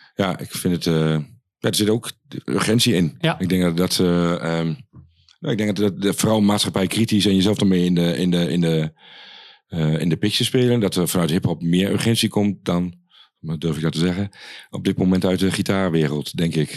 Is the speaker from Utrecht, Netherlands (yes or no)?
no; Achterhoek, Gelderland, Netherlands; moved away; vroeger bij ons in de Achterhoek was er niet zo heel veel